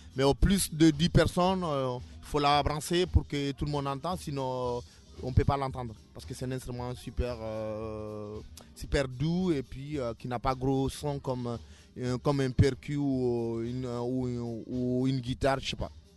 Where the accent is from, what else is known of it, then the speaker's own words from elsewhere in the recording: Guinea; moved away as an adult; now in France; je viens de la Guinée hein, et euh, je, vis en France depuis, depuis 4 ans